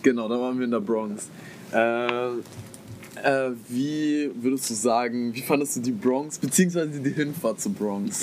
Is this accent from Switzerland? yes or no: no; Germany